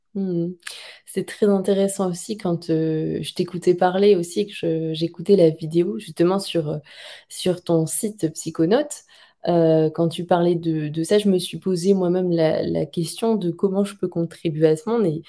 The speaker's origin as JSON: {"language": "French", "country": "France", "said": "en tant que bon français"}